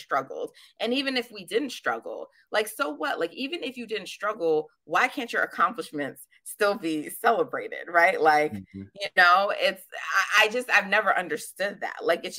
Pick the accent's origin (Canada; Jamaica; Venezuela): Jamaica; And I'm Jamaican, so I've worked like three jobs at a time.